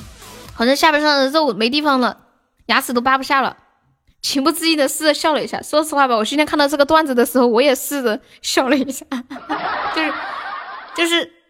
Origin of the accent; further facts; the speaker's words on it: Sichuan, China; 对，我是四川的。